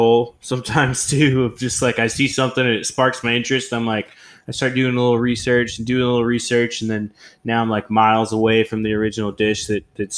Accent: Oklahoma, United States; moved away as an adult; So I'm originally from Oklahoma, and I moved away from there when I was like 18 years old.

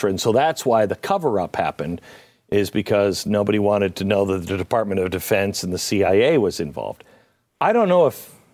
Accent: Washington, United States; It means Washington. It, yeah. State.

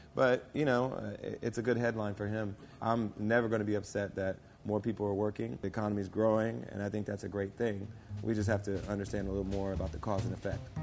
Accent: Springfield, Ohio, United States; now in Hollywood, United States; I grew up in Springfield, Ohio

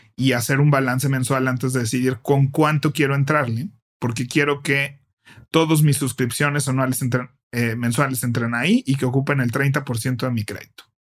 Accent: Mexico

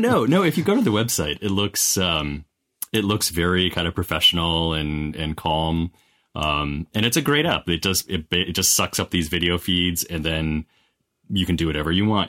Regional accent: Wisconsin, United States; I grew up in Wisconsin

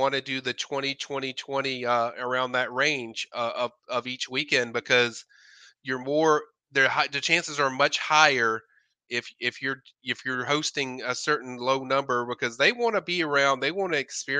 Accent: Tallahassee, Florida, United States; I'm born and raised in Tallahassee

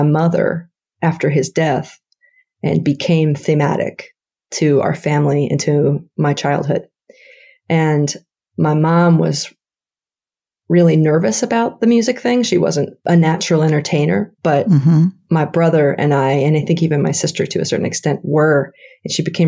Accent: Burien, Washington, United States; I was born in Washington State, first in a place called Burien, which is kind of a suburb of Seattle

